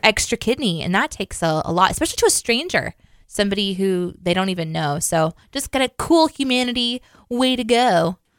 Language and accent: English; Midwest, United States; I grew up in the Midwest.